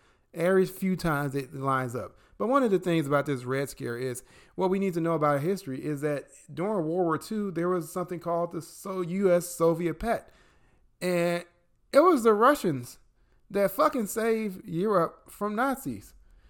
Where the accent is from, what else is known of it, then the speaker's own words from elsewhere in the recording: Midwest, United States; now in Atlanta, United States; I'm from the Midwest too.